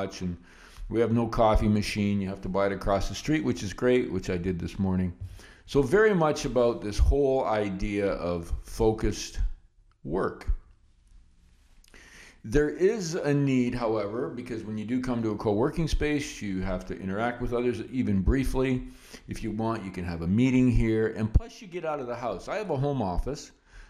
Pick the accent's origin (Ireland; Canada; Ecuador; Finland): Canada; as a Canadian investor